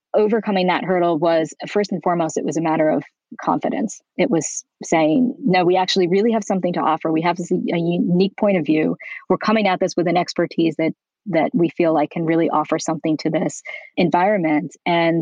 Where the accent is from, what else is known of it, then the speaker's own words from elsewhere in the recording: New York, United States; moved away as an adult; now in Beverly Hills, United States; I'm originally from New York